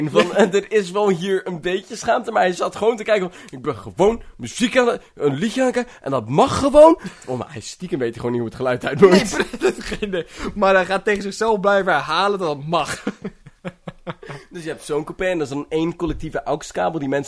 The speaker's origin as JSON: {"language": "Dutch", "country": "Netherlands", "said": "Ik ben een trotse Nederlander en ik wil apartheid in de trein."}